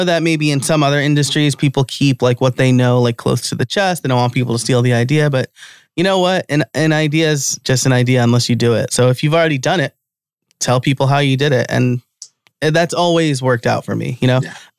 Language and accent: English; New York, United States; now in Pennsylvania, United States; I live in Pennsylvania, I am born and raised in New York.